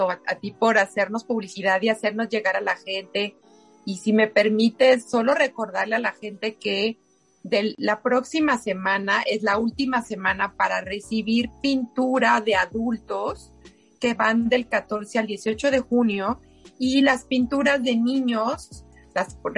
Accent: Mexico; es parte y es reflejo de lo que somos los mexicanos y uno de los aspectos más orgullosos de lo que, de lo que nos hace ser mexicanos.

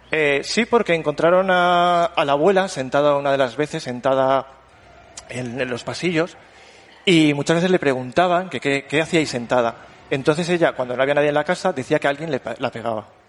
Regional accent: Morales de Toro, Castile and León, Spain; yo soy de Morales de Toro

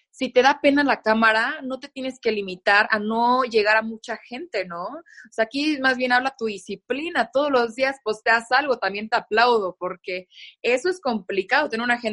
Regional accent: Mexico; al menos en México, en mi país, eh, como es, la Ciudad de México es muy fría y la gente se viste mucho de negro.

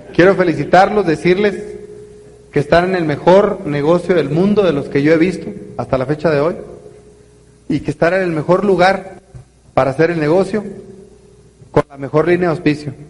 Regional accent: northern Mexico, Mexico; Se nota que soy norteño bien silvestre

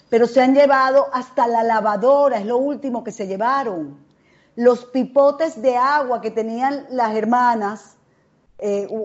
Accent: Caracas, Capital District, Venezuela; yo soy de la Florida, pero yo, estando en bachillerato, hice un festival que se llamaba el Festival de la Carrera del Sol donde era una competencia, dos noches de colegios de Caracas

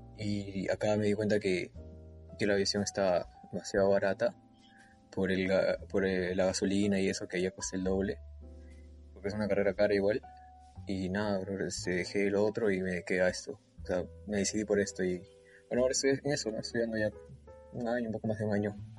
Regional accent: Peru; moved away as an adult; now in Santa Cruz de la Sierra, Bolivia

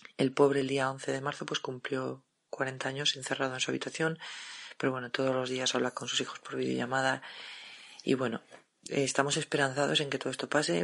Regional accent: Madrid, Community of Madrid, Spain; soy de Madrid

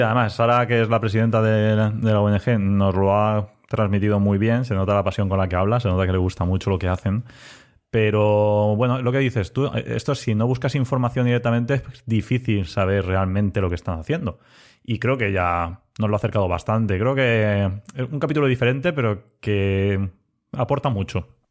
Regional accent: Elda, Valencian Community, Spain; also born or lived in Ibi; trabajo en IBI, pero soy de ELA.

